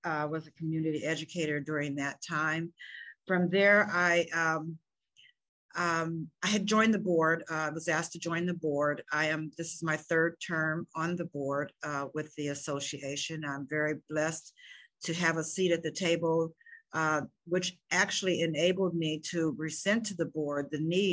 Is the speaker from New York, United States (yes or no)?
no; Des Moines, Iowa, United States; moved away as an adult; I'm born and raised in Des Moines, Iowa